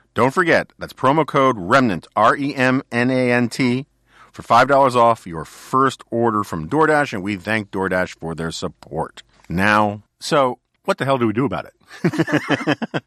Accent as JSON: {"language": "English", "town": "New York City", "region": "New York", "country": "United States", "tie": "born or raised there", "said": "I grew up in New York City in the nineteen seventies."}